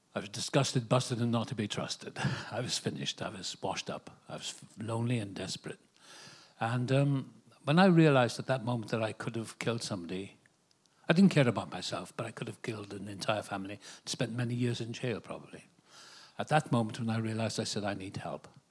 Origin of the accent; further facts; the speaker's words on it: Wales, United Kingdom; now in Malibu, United States; I was born in Wales, the same place as Richard Burton